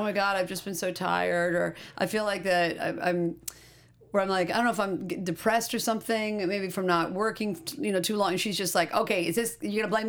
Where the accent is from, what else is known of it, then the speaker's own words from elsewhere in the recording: Indiana, United States; now in Los Angeles, United States; growing up in Indiana